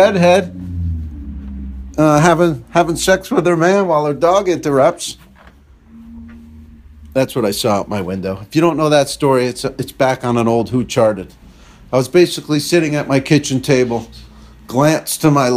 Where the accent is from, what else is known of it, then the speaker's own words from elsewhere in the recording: New Jersey, United States; a store in my hometown there in New Jersey.